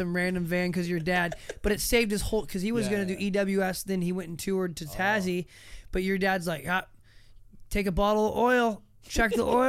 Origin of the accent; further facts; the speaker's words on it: United States; being like American